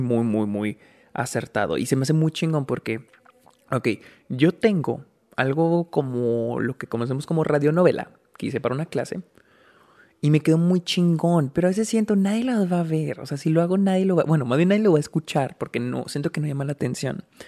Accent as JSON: {"language": "Spanish", "town": "Delicias", "region": "Chihuahua", "country": "Mexico", "tie": "born or raised there", "moved": "yes", "said": "Aquí estoy en mi casa en Delicias, donde, pues, donde yo nací. Estoy visitando a mi familia"}